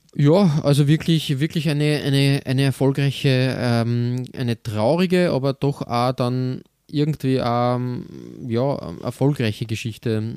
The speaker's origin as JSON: {"language": "German", "country": "Austria", "said": "bei uns in Österreich"}